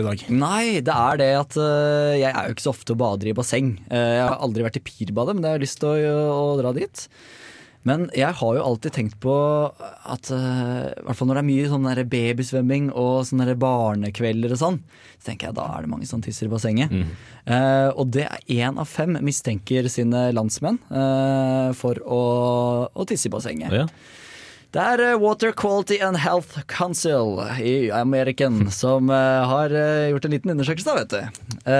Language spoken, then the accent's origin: Norwegian; Hønefoss, Buskerud, Norway; som jeg har vokst opp med på Hønefossen